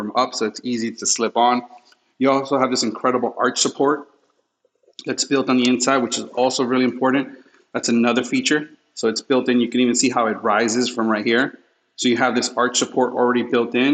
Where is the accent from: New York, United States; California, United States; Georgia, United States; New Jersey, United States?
New York, United States; New York City; When I was raised in New York and Queens, I lived in front of a hospital